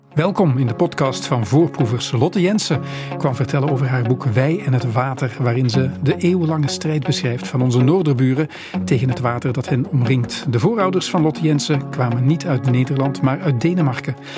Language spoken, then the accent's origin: Dutch; Belgium; wij hier in België